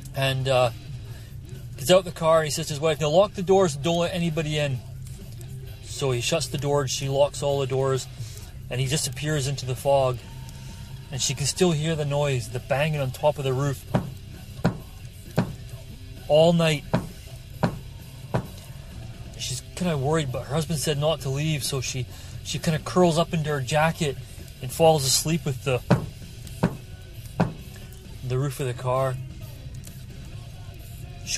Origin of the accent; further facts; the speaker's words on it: Scotland, United Kingdom; now in Fraser Valley, Canada; when I was a wee kid growing up in Scotland